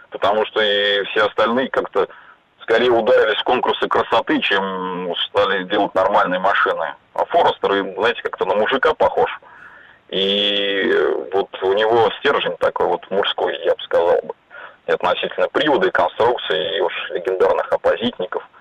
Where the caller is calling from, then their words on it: Ulyanovsk, Ulyanovsk Oblast, Russia; Я из Ульяновска звоню.